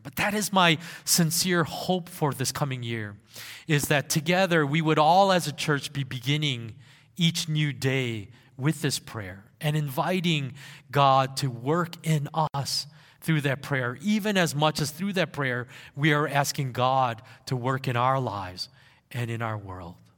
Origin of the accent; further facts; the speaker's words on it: South Korea; moved away; in those younger years of my life, I grew up in Korea